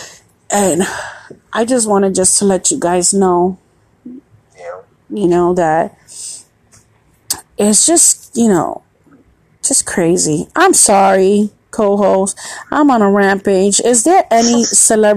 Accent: New York City, New York, United States; now in Florida, United States; I'm from New York. Born and raised.

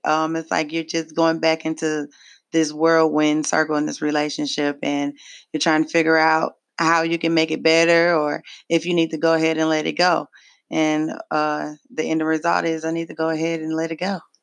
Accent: Pontiac, Michigan, United States; now in Memphis, United States; I am originally from Pontiac, Michigan. I do reside here in Memphis, Tennessee

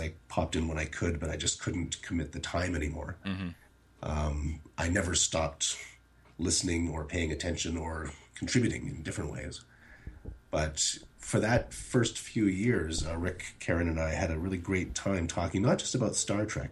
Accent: Canada; But born and raised in Canada

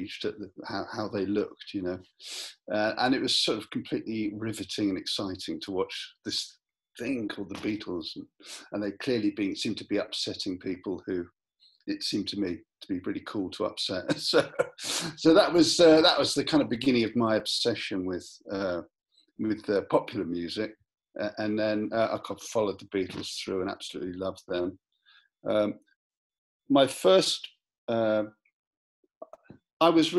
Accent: London, United Kingdom; I was born in London

